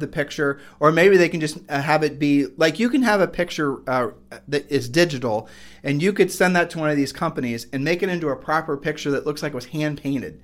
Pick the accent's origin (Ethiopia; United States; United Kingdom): United States; Ohio; we're from Ohio